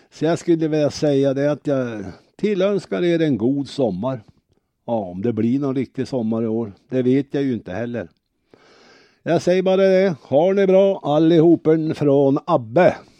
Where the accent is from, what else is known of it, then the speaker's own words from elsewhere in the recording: Örnsköldsvik, Västernorrland County, Sweden; Vi är från Örnsköldsvik.